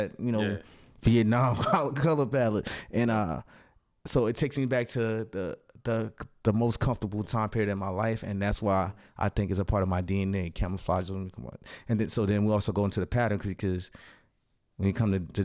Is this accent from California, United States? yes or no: no; Irvington, New Jersey, United States; also born or lived in Newark, New Jersey; growing up in Irvington, New Jersey, in Newark, New Jersey, Irvington, Newark.